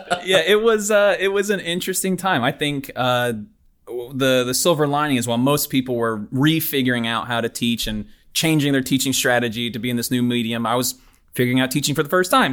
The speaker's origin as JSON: {"language": "English", "town": "Knoxville", "region": "Tennessee", "country": "United States", "also_born_or_lived": "Houston, Texas", "moved": "as an adult", "lives_now": "Auburn, United States", "said": "I'm from Knoxville, Tennessee originally"}